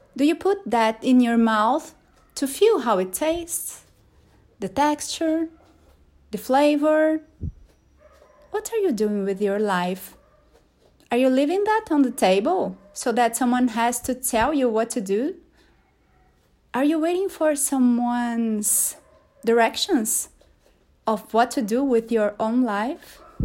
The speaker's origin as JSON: {"language": "English", "country": "Brazil", "second_language": "English", "said": "there's a joke we make here in Portuguese in Brazil, because in Brazil we don't speak Brazilian, we speak Portuguese."}